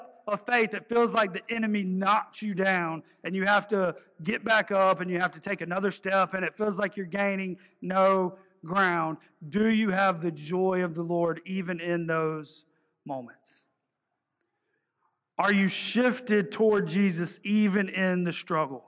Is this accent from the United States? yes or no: yes; the South, United States; accent: twang; I'm from the South